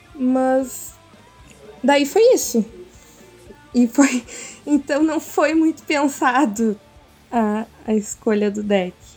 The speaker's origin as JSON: {"language": "Portuguese", "town": "Porto Alegre", "region": "Rio Grande do Sul", "country": "Brazil", "tie": "born or raised there", "moved": "as an adult", "lives_now": "interior of Rio Grande do Sul, Brazil", "said": "sou de, nascida e criada em Porto Alegre"}